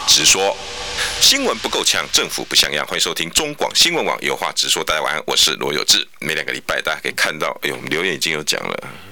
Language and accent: Chinese; Taiwan; 地球村啊，我们台湾人不能自立于世界之外啊。